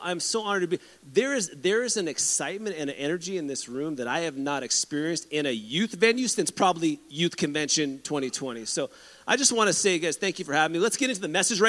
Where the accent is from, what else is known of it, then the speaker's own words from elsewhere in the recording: San Diego, California, United States; I grew up in San Diego